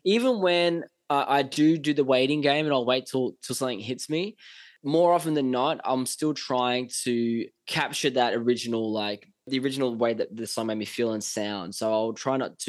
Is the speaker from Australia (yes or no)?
yes; Australia; moved away as an adult; now in Los Angeles, United States; I'm so, so grateful and so lucky to come from Australia.